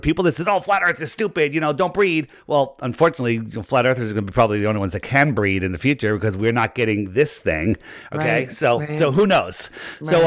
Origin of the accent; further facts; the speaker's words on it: United States; I grew up in Fairfield County